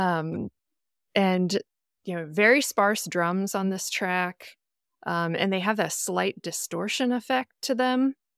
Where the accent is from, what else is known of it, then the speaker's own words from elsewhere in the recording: Midwest, United States; culturally, I am as American as a piece of cornbread, but like, my heritage is Irish